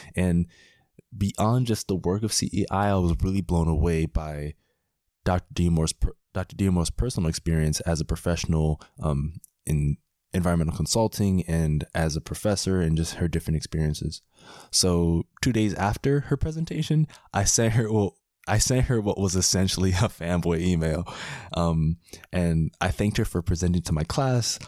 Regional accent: Miami, Florida, United States; moved away as an adult; also born or lived in Washington, D.C. / Howard County, Maryland; I'm from Miami, and sometimes it seems like a very unlikely thing that a guy from Miami is spending the summer in Maryland

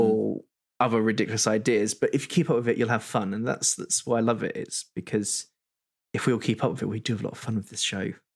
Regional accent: United Kingdom; We're both British

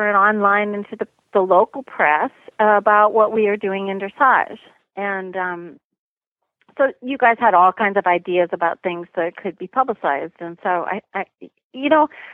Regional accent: Canada; now in United States; I was born in Canada and I've been living in the U.S. for a long time.

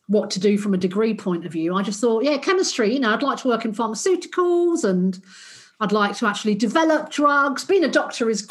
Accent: London, United Kingdom; moved away as an adult; also born or lived in Australia; I grew up in South London.

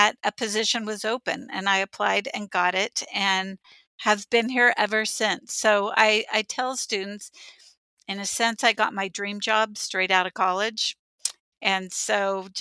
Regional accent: San Diego, California, United States; also born or lived in Santa Barbara, California; I grew up in San Diego, California, first generation student

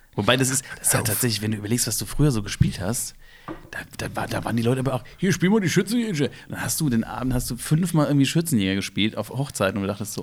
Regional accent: Ingelheim, Rhineland-Palatinate, Germany; bei uns in Ingelheim in der Fasnacht, wo wir angefangen haben

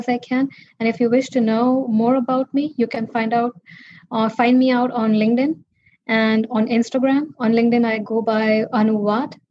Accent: India; now in United States; growing up in India, poor and as a girl

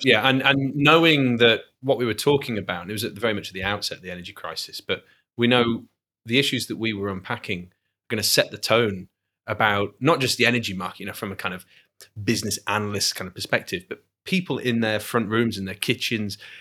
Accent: Manchester, North West England, United Kingdom; moved away as an adult; now in Glasgow, United Kingdom; I'm not Glaswegian, I'm not Scottish, um, but I'm you know I'm British, and I uh, to be honest, it could have it could have been my home city, Manchester

